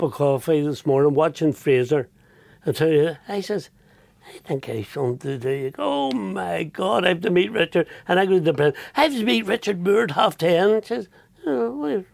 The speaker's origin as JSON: {"language": "English", "town": "Belfast", "region": "Northern Ireland", "country": "United Kingdom", "said": "I'm from North Belfast"}